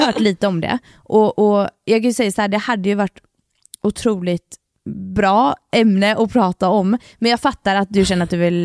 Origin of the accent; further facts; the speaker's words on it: Gothenburg, Västra Götaland, Sweden; jag och … är uppfödda tillsammans och i samma område. Ja. Så vi är från Kortdala i Göteborg